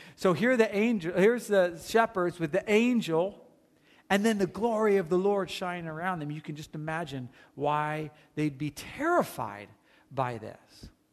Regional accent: Watchung, New Jersey, United States; now in California, United States; my hometown is Watchung, New Jersey

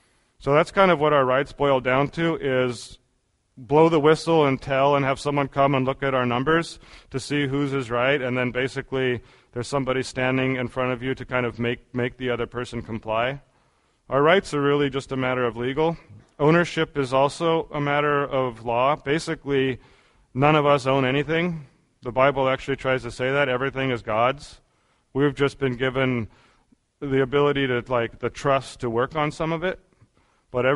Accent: United States; being an American

